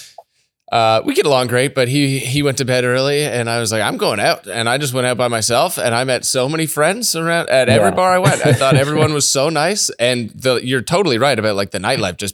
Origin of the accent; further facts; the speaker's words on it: Ontario, Canada; also born or lived in Calgary; now in Vancouver, Canada; growing up in Ontario